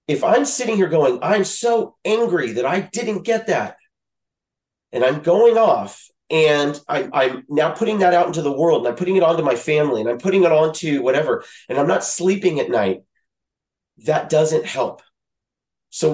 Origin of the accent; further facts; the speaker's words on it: Louisiana, United States; also born or lived in Midwest; now in California, United States; I grew up in Louisiana